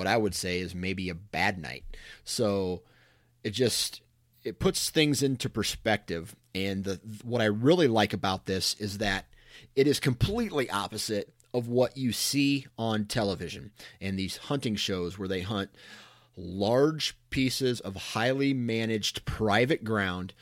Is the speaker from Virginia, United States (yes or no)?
no; Iowa, United States; I was born in Iowa